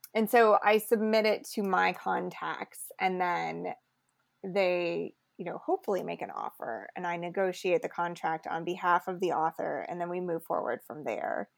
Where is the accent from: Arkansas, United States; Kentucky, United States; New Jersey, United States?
Kentucky, United States; Lexington; also born or lived in Muhlenberg County, Kentucky / New York City; now in Louisville, United States; I really grew up mostly in Lexington, and then I moved to Louisville for my last two years of high school